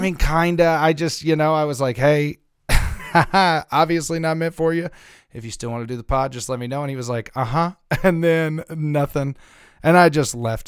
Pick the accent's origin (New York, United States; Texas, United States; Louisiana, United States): Louisiana, United States; moved away; I grew up in Louisiana.